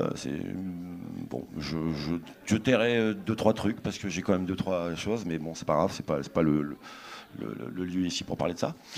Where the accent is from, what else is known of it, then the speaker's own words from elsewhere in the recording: Péronne, Hauts-de-France, France; je suis de Péronne